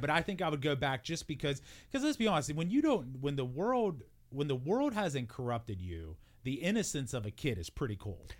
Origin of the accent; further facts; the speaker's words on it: Wheeling, West Virginia, United States; growing up in Warwood, now granted, I always grew up on the hill